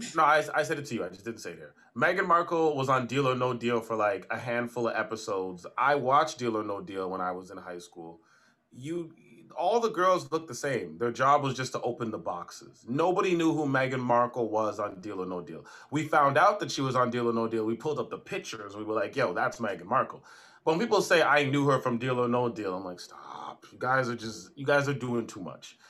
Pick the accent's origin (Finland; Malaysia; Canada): Canada; me and you are Canadians. We come from Caribbean backgrounds